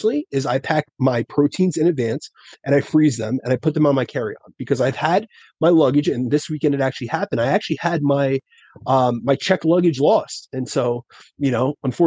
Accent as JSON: {"language": "English", "region": "New Jersey", "country": "United States", "said": "I'm from Jersey"}